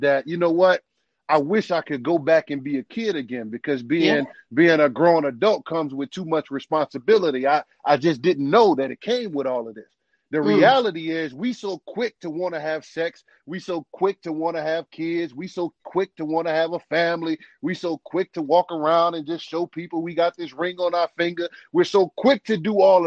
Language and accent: English; New Orleans, Louisiana, United States; moved away; I'm from New Orleans, grew up in New Orleans